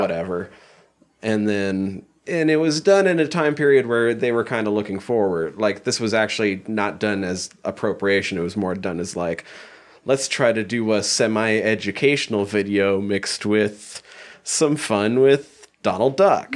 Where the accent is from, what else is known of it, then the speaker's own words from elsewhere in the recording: Montana, United States; I grew up in Montana